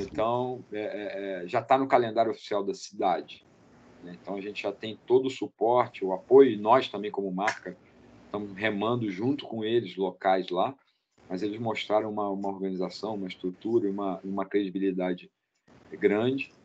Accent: Rio de Janeiro, Brazil; eu sou do Rio de Janeiro

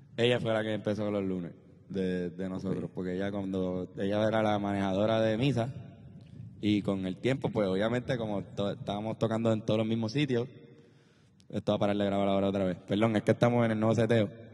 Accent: Trujillo Alto, Puerto Rico; also born or lived in Country Club, San Juan, Puerto Rico; Viví desde los 10 años en el Conqui y de los 0 a los 9 años viví en Country Club

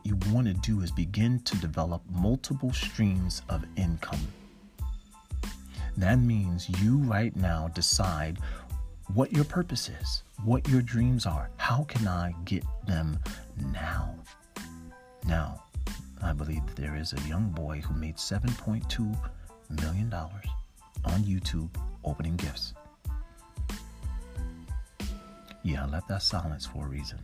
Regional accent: Newark, New Jersey, United States; I'm from Newark, New Jersey, in Irvington, and I saw a lot of things growing up

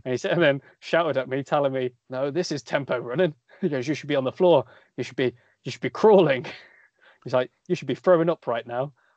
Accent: Coventry, West Midlands, United Kingdom; I'm from Coventry, we live in Coventry, we train in Coventry

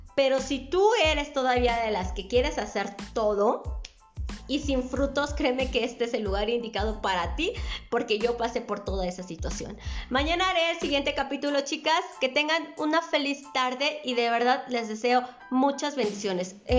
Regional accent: Mexico; Soy de la República Mexicana

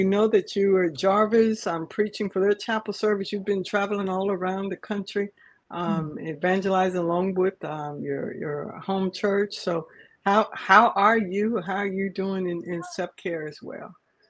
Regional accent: Texas, United States; from Texas.

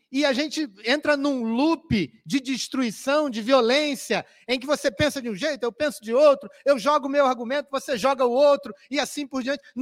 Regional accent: Rio de Janeiro, Brazil; Na minha cidade natal, ou onde eu fui criado, no Rio de Janeiro, havia uma fábrica de tecidos que lançava produtos químicos no rio

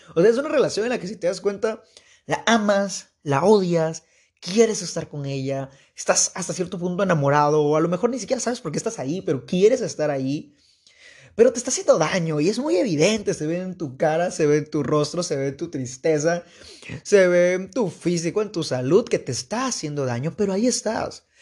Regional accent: Veracruz, Mexico; Soy de Veracruz. no Veracruz Puerto, pero de una ciudad de Veracruz.

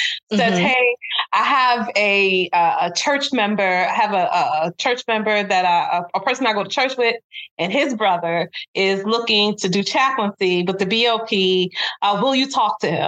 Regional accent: Brooklyn, New York, United States; in Brooklyn, which is my hometown

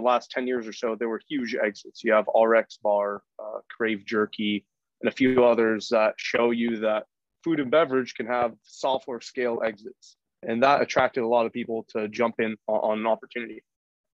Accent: San Francisco Bay Area, California, United States; I grew up in the San Francisco Bay Area

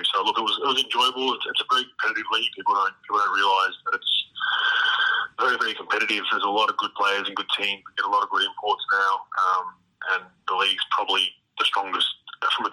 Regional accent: Australia; moved away as an adult; when I grew up in Australia

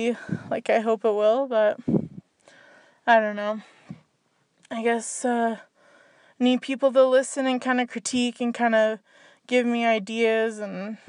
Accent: Canada; I'm from Canada

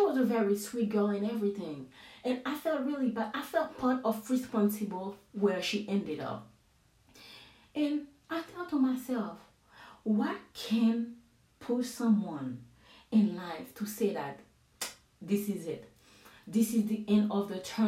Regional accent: Haiti; English is a second language; now in United States; I'm from Haiti

